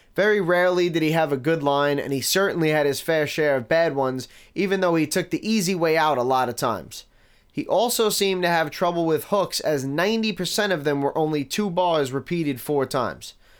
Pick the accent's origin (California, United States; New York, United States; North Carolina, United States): New York, United States; New York City; I grew up in Staten Island in the nineties